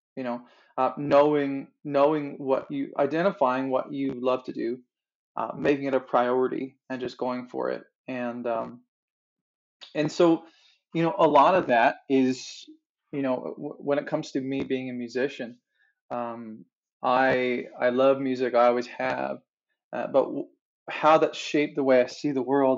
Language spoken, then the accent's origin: English; Newfoundland and Labrador, Canada; moved away as an adult; also born or lived in Fort McMurray; now in Calgary, Canada; I was born and raised in Newfoundland, uh, just magical land on the east coast of Canada, and uh, and grew up there